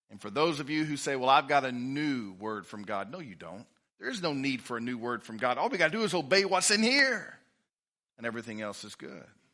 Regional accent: Livingston, Texas, United States; I'm from Livingston, Texas

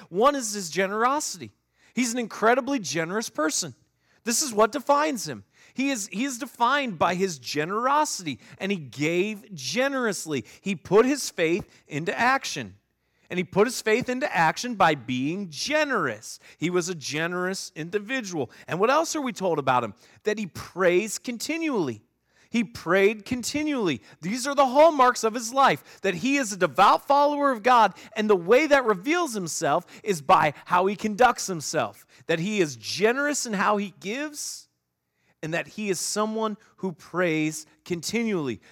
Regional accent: Northeast Ohio, United States; moved away; I grew up in Northeast Ohio.

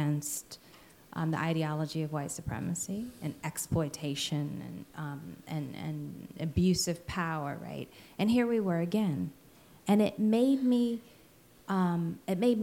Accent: Alabama, United States; I come from Alabama

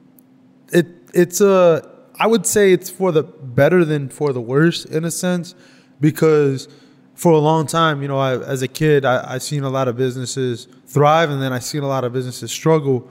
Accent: Detroit, Michigan, United States; I am a muralist from Southwest Detroit.

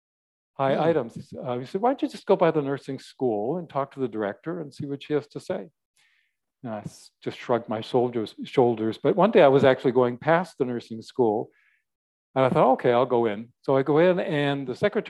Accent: Canada; moved away as an adult; also born or lived in Washington State; I'm Canadian, and my wife and I at that time had moved down from Canada, and we were in Washington State where her sister was

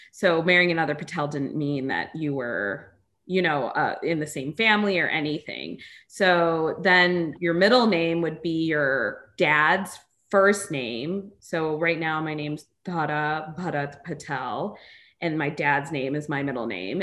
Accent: United States; technically, I'm from America, but my cultural background is Indian

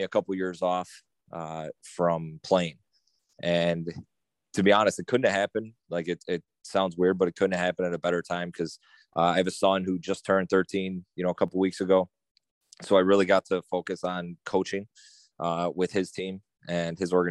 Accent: Kenmore, New York, United States; I'm from Kenmore. Born and raised, went to Kenmore West, played high school ball there

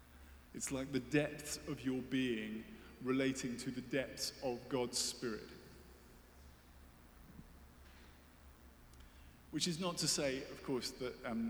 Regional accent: United Kingdom; I'm British, as you can tell.

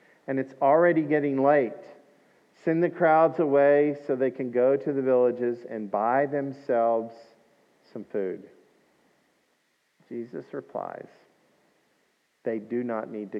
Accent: Scotland, United Kingdom; I'm Scottish

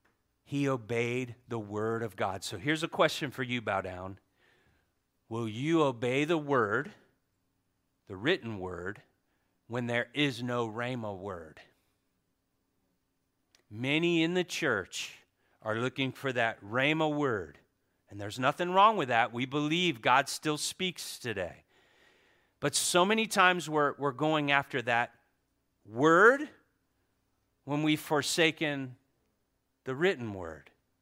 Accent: Florida, United States; I'm from Florida, but I like Golden State. Yeah, like Cody, right? So anyway, I was born in the bottom.

